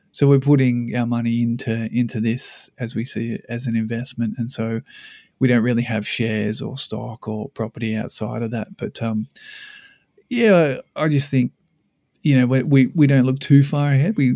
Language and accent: English; Sydney, New South Wales, Australia; now in Brisbane, Australia; I came up from Sydney. I met her in Sydney, and I moved to Brisbane about yeah 15 years ago.